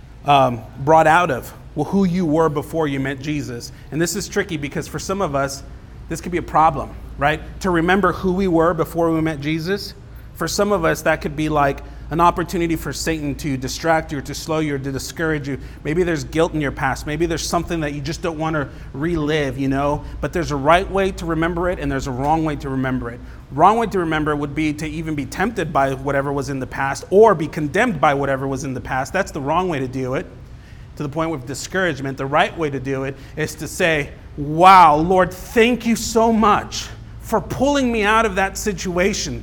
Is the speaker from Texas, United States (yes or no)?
no; Los Angeles, California, United States; moved away; I grew up in Los Angeles